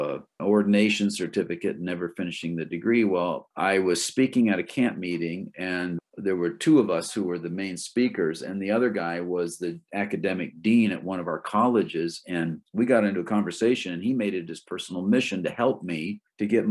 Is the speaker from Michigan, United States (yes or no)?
yes; Michigan, United States; moved away as an adult; now in Maine, United States; I grew up in Michigan, but I left when I was 18, never went back. And so I've been in Maine longer than I've been anywhere else